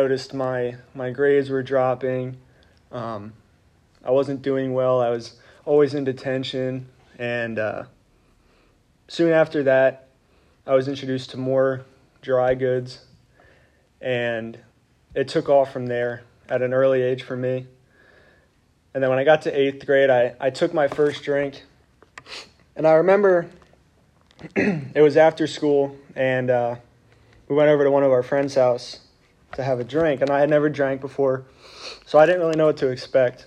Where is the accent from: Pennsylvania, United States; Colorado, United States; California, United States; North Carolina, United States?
Pennsylvania, United States; Reading; I grew up in Reading, Pennsylvania.